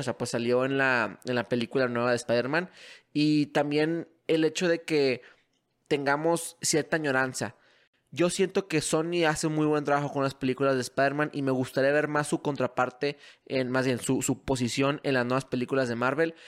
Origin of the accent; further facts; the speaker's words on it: Mexico; mi país